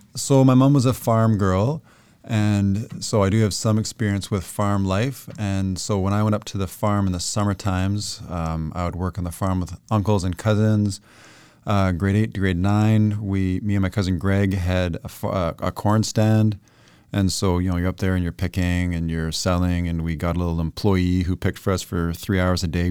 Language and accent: English; Toronto, Ontario, Canada; moved away as an adult; now in Chilliwack, Canada; born in East End, Scarborough, which is eastern suburb of Toronto. I spent the first twenty years of my life there